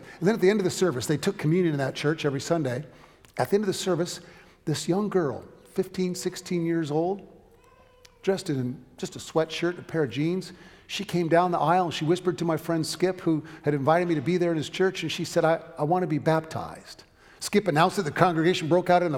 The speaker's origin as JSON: {"language": "English", "region": "Southern California", "country": "United States", "tie": "born or raised there", "said": "when I was growing up in Southern California"}